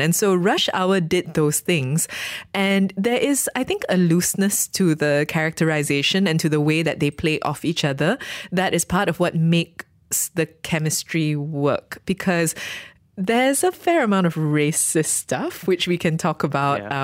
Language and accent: English; Malaysia; I am a Malaysian Chinese person